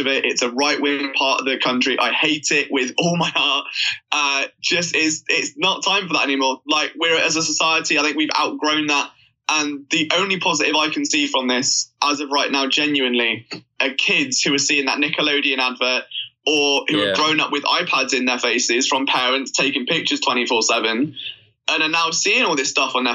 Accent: United Kingdom; I'm British

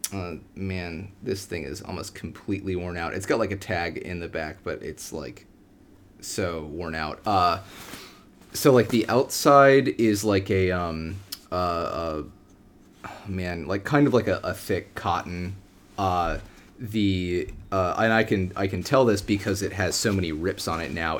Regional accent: United States; I'm, I'm American

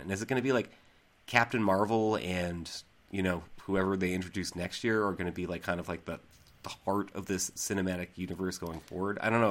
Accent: Central Massachusetts, United States; moved away; I'm actually from Central Mass

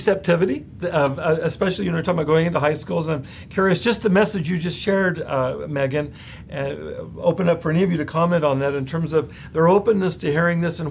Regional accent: Central California, United States; I come from Central California

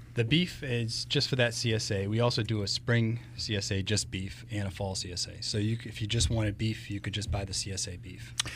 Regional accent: Rochester, United States; being raised, I was originally from Rochester

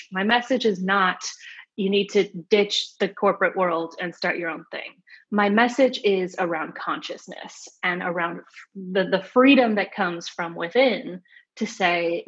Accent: Phoenix, Arizona, United States; moved away; also born or lived in New York / San Francisco; I grew up in Phoenix, Arizona

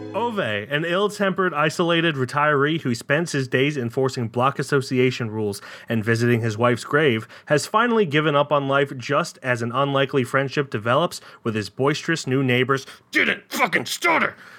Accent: United States; I'm an American

